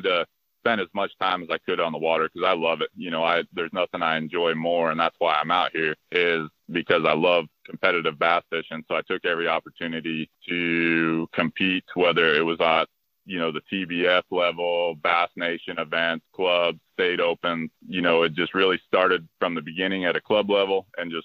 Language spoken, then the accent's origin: English; Idaho, United States; I'm from Idaho